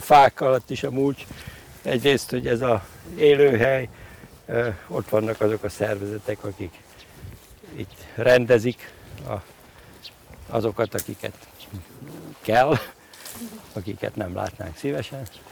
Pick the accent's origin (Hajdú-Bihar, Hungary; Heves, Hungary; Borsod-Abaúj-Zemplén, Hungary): Borsod-Abaúj-Zemplén, Hungary; Miskolc; moved away; gyerekkoromban Miskolcon, uh-huh. ugye ahol születtem